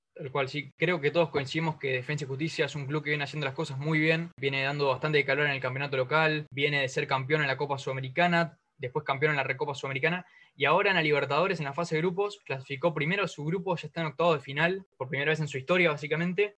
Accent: Argentina; los dos somos de Veracete

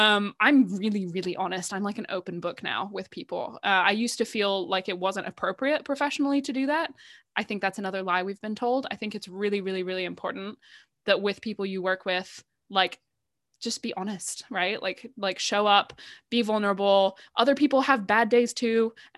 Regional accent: United Kingdom; because at the heart of it all, I am British.

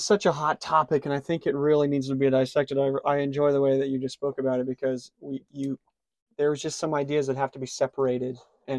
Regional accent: United States; as an American

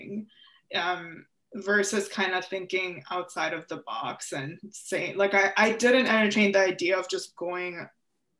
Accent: outside of Chicago, Illinois, United States; also born or lived in Ukraine; I grew up outside of Chicago

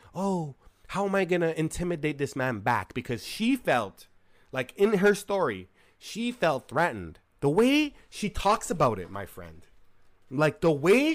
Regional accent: Canada; I'm from Canada

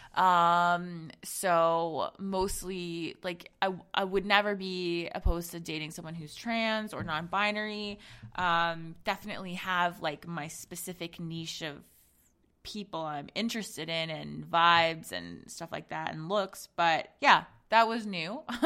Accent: Zambia; I'm from Zambia, um, and so my family is, is from there as well

